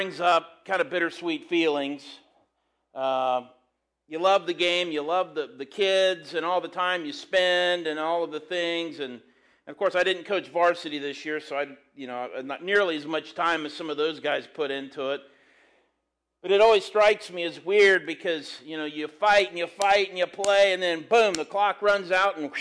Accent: Graham, United States; I'm from Graham. I coach at Graham.

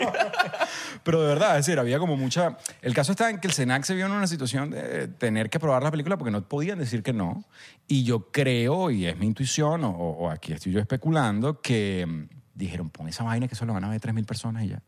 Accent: Venezuela; nos pega a nosotros como venezolanos

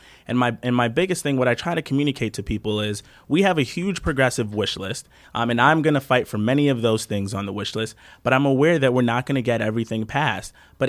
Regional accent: New York, United States; perhaps this is me just being snotty New Yorker, but I think that as New York goes, so does the nation, right?

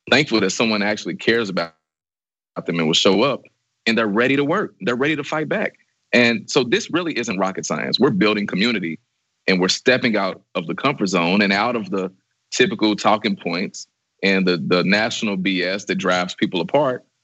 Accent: Kentucky, United States; I'm from the Hood, uh, one of the poorest zip codes in Kentucky.

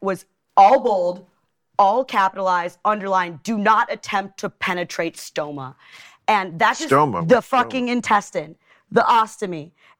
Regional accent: Detroit, Michigan, United States; No, I grew up in the Detroit area.

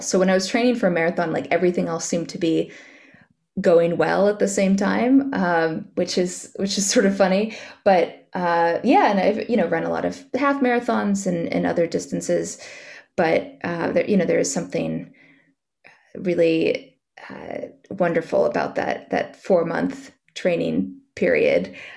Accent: Central Valley, California, United States; moved away as an adult; also born or lived in Los Angeles, United States; now in New York, United States; I grew up in California, in the Central Valley

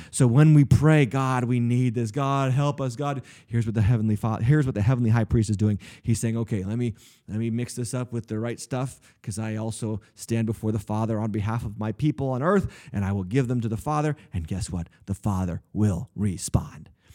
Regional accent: United States; I'm from America.

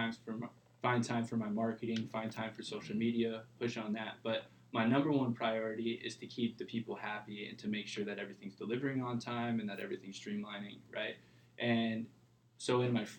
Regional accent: Huntington Beach, California, United States; also born or lived in Midwest; I moved out here when I was 2 years old. And then moved to Huntington Beach when I was 7

